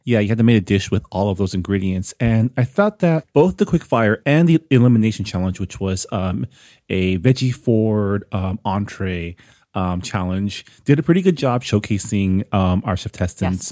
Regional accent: Canada; now in United States; Canada, my home country

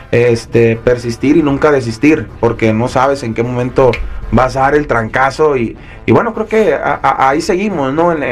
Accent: Mazatlán, Sinaloa, Mexico; Mira, en, mi caso, eh, que soy, soy de Mazatlán, este Mazatlán es un lugar muy chiquito, pues está, bien morrito

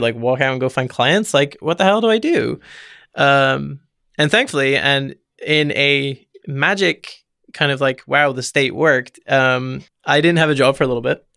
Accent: Forest of Dean, South West England, United Kingdom; so I'm from the United Kingdom, and I'm from a tiny place called the Forest of Dean

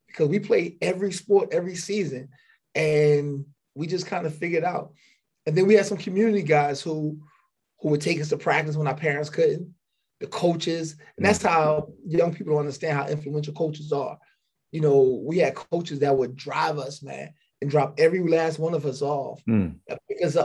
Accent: North Charleston, South Carolina, United States; also born or lived in Philadelphia, Pennsylvania; I'm originally from Philadelphia. I was born in Philly. I moved to South Carolina at a young age.

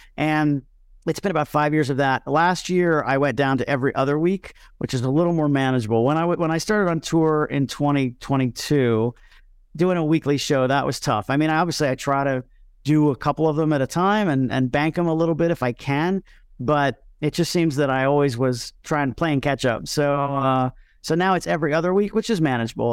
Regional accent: Miami, Florida, United States; My hometown is Miami, Florida

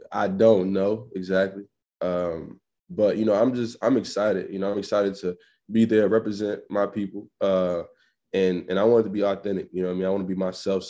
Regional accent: Dallas, Texas, United States; moved away as an adult; now in Norfolk, United States; Texas, and I went to high school in Dallas

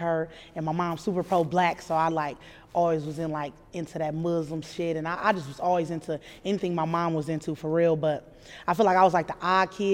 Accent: Omaha, Nebraska, United States; I grew up in Omaha

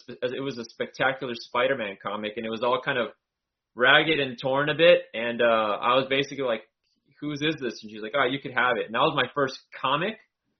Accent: El Centro, California, United States; also born or lived in Mexicali, Mexico / Calexico, California; I am from Imperial Valley, El Centro, California. I grew up both sides of the border, back and forth from Mexicali, Mexico, and the border cities of El Centro and Calexico. So, just always been in these desert cities here.

